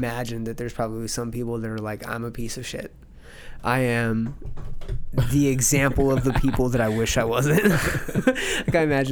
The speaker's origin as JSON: {"language": "English", "town": "Palm Springs", "region": "California", "country": "United States", "moved": "yes", "said": "We're from Palm Springs"}